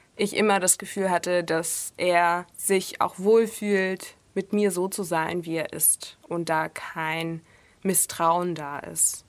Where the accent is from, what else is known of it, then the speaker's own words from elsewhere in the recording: Russia; now in Germany; Meine Eltern und ich auch äh, sind Russen. Also ich bin in Russland geboren